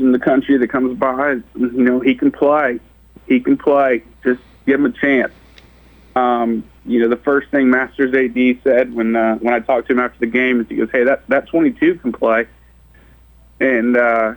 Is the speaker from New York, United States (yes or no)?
no; Florida, United States; now in Murfreesboro, United States; I'm from Florida